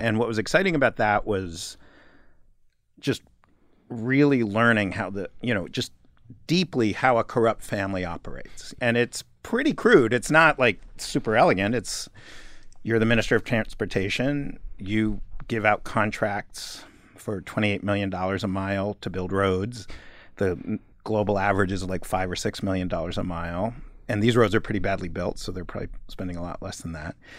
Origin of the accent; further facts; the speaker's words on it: New York, United States; moved away as an adult; also born or lived in Los Angeles; as a kid growing up in New York